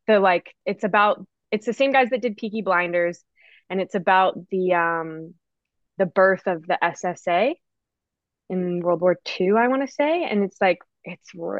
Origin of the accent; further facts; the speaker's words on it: Vancouver, British Columbia, Canada; I'm from Vancouver, Canada